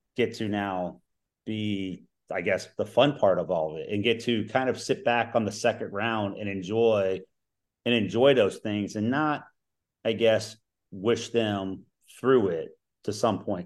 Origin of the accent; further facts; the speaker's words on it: Cincinnati, Ohio, United States; now in Ohio, United States; I grew up in Cincinnati